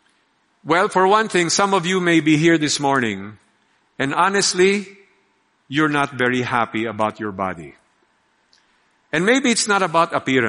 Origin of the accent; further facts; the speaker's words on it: Philippines; We are Filipino